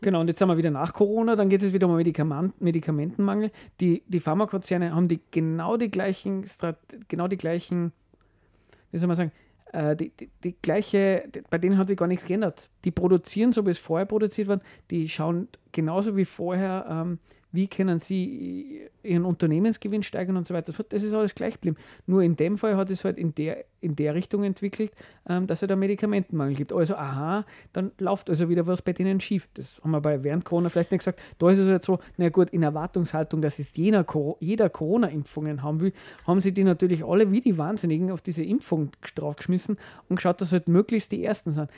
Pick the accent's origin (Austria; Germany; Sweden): Austria; bei uns in Österreich